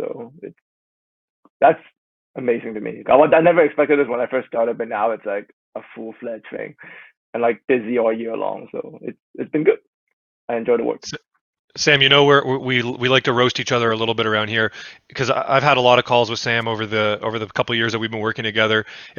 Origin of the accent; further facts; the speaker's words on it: Canada; So I'm Canadian, so that's a big deal, being able to work for a Canadian team.